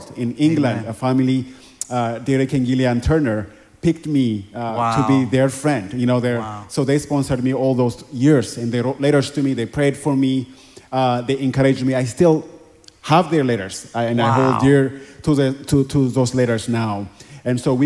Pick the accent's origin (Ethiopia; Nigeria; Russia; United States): Ethiopia; Addis Ababa; moved away; I grew up in Ethiopia in a very impoverished community in Addis Ababa, Ethiopia